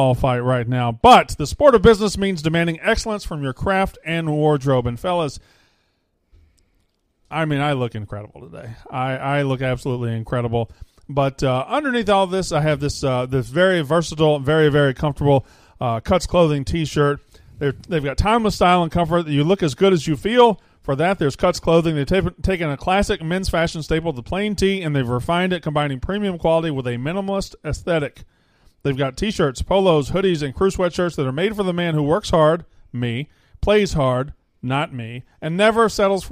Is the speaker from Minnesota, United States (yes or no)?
no; West Point, Mississippi, United States; I'm from West Point